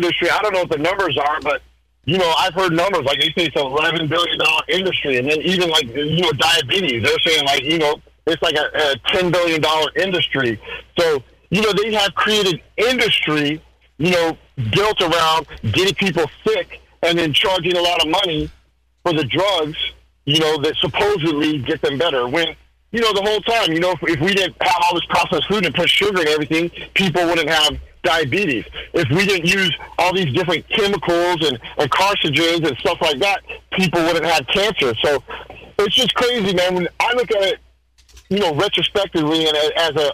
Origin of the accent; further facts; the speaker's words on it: United States; I'm American.